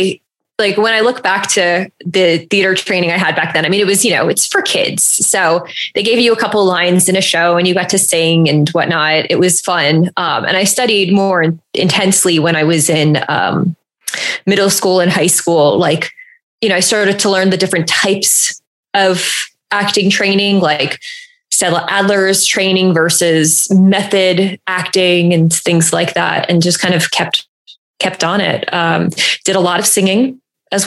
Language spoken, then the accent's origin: English; New Jersey, United States; I grew up in New Jersey